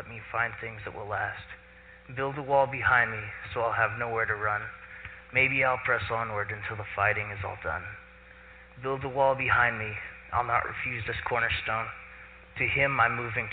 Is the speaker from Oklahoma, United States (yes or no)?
yes; Claremore, Oklahoma, United States; I was born in Claremore and grew up in one of those normal American middle-class Christian families